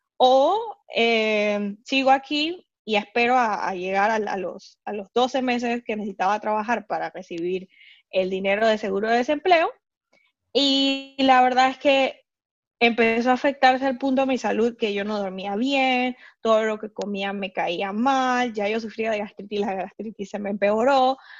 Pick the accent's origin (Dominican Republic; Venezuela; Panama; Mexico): Panama; moved away as an adult; now in Hamburg, Germany; soy panameña, vivo hace tres años en Hamburgo